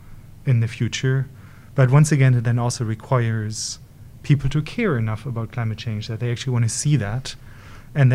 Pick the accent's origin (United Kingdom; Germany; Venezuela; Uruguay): Germany; moved away; I'm originally from Europe, and one of the things that is, well, Germany to be precise